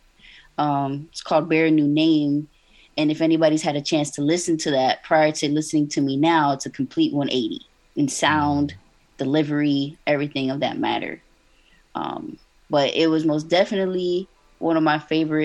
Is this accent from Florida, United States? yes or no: yes; Miami, Florida, United States; born and raised in Miami, Florida, so 305 baby